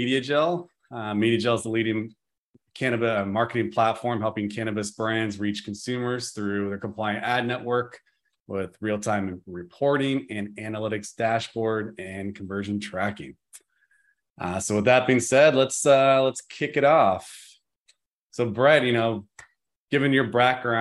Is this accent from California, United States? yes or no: yes; Santa Rosa, California, United States; Growing up in Santa Rosa